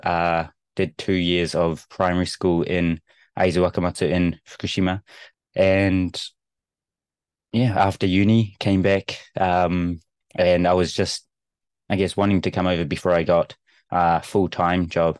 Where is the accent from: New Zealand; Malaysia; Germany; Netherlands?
New Zealand; moved away as an adult; now in Japan; as a Kiwi